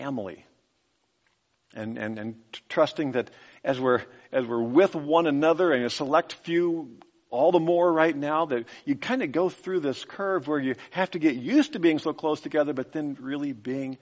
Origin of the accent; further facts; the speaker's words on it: United States; As an American